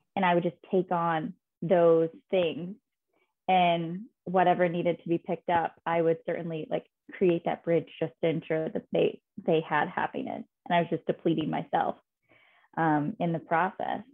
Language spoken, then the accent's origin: English; Fishers, Indiana, United States; moved away as an adult; also born or lived in Chicago; now in New York, United States; my childhood bedroom in Fishers, Indiana, where I am originally from